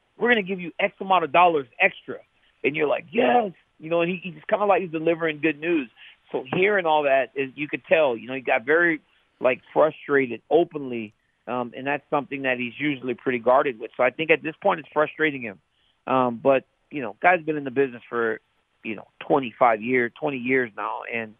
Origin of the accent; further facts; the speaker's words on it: United States; We're both American guys